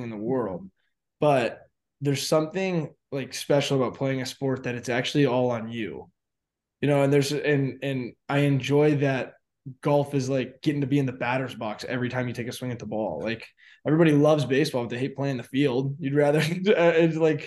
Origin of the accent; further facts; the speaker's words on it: Arizona, United States; I grew up in Arizona